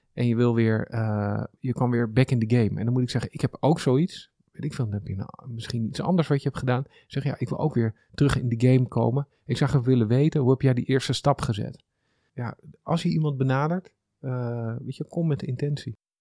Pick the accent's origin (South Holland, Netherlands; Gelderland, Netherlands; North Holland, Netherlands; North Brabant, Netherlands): North Holland, Netherlands; small town near Amsterdam; also born or lived in Haarlem / Zoetermeer; now in Amsterdam, Netherlands; Dat is een klein plaatsje onder de rook van Amsterdam.